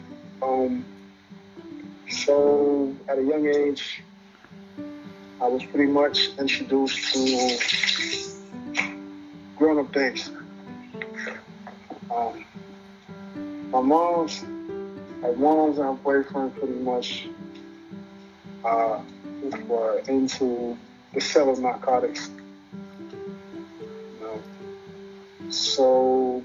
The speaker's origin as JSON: {"language": "English", "town": "New York City", "region": "New York", "country": "United States", "tie": "born or raised there", "said": "I was raised in Bed-Stuy, born in St. John's Hospital."}